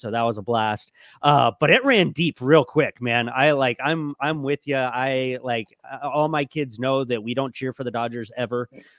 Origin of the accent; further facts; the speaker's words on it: Southern California, United States; I grew up in Southern California.